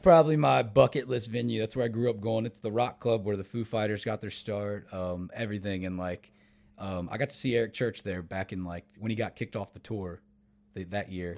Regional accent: Winchester, Virginia, United States; moved away as an adult; now in Nashville, United States; I'm from the Northern Virginia area

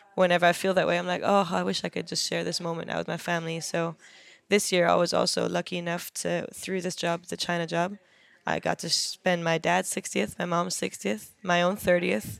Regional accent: Germany; moved away as an adult; also born or lived in London, United Kingdom; now in Los Angeles, United States; I grew up in Germany.

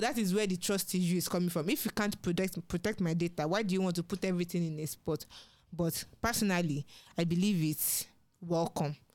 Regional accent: Nigeria; as a Nigerian

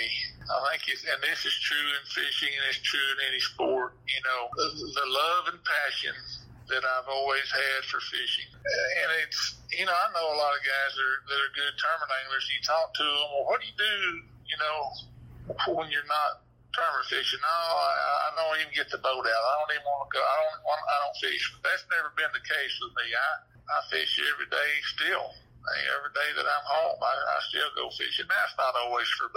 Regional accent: Hot Springs, Arkansas, United States; being born and raised in Hot Springs and Garland County

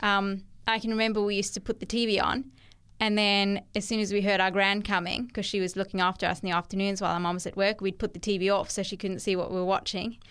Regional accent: Cape Town, Western Cape, South Africa; moved away as an adult; also born or lived in Durban, South Africa / Australia; now in Central Coast, New South Wales, Australia; I was born in Cape Town, South Africa.

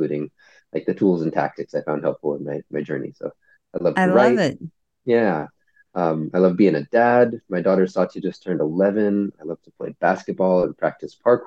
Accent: San Francisco, California, United States; also born or lived in North Bay Area; I'm from San Francisco originally, and I live in the North Bay Area

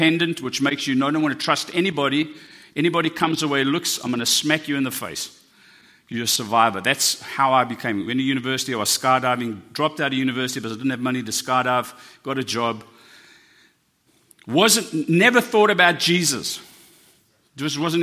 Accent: South Africa; I'm South African.

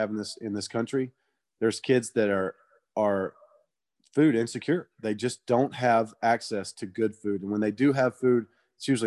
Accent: Georgia, United States; I'm from Georgia

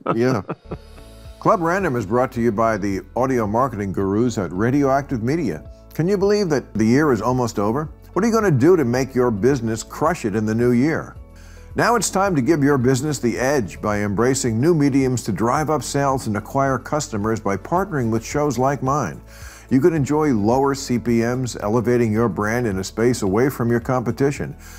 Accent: New York area, New Jersey, United States; moved away; I grew up in the New York area

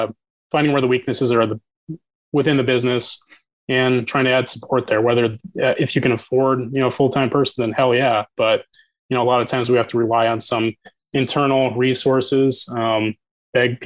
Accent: Boise, Idaho, United States; I'm from Boise

